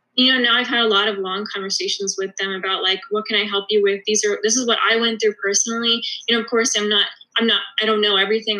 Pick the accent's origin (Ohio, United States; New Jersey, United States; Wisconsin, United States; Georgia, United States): Georgia, United States; Atlanta; moved away as an adult; also born or lived in Philadelphia; I'm originally from Atlanta